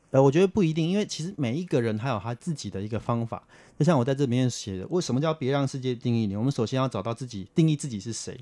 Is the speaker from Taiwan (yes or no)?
yes; Taipei, Taiwan; also born or lived in Sanchong, New Taipei; 因为我们原本住在三重，我姑姑她很有远见，她想说要有好的环境，我们都举家寄住到大安区的亲戚的家里面